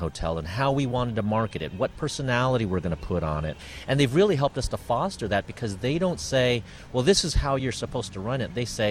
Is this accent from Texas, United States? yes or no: no; San Diego, California, United States; now in Santa Barbara, United States; I grew up in San Diego.